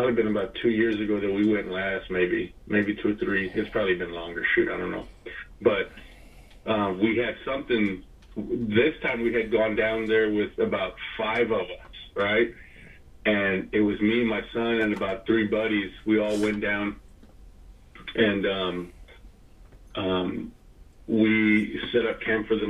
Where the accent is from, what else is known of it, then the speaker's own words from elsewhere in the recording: San Antonio, Texas, United States; we're from San Antonio